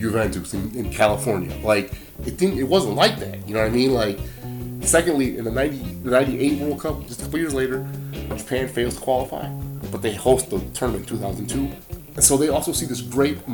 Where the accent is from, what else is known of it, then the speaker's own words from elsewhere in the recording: Brazil; now in Wisconsin, United States; I'm from Brazil. Like, I play soccer all the time